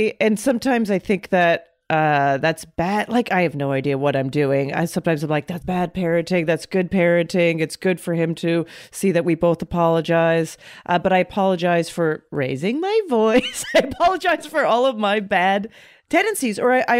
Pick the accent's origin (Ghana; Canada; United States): Canada; moved away; When I moved here, I thought it was mean. I thought I was so used to, mm-hmm. I grew up in Canada.